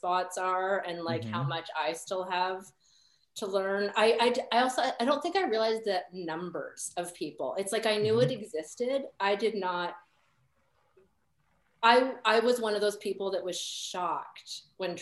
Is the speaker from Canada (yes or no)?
yes; Canada; now in United States; me as a Canadian